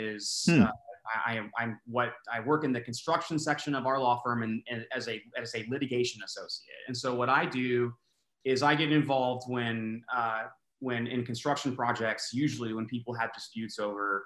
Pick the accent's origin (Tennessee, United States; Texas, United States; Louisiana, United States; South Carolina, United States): Texas, United States; Austin; now in Houston, United States; I grew up in Austin